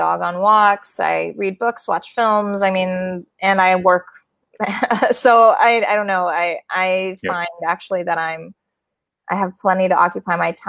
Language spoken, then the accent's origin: English; Midwest, United States; moved away; I'm from the Midwest and they live there